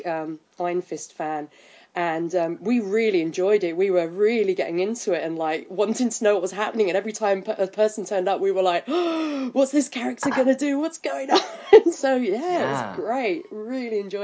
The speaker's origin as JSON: {"language": "English", "region": "England", "country": "United Kingdom", "said": "I'm English."}